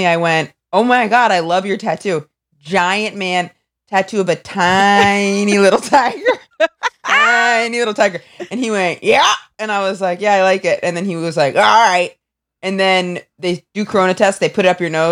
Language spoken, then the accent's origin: English; Maine, United States; I'm from Maine.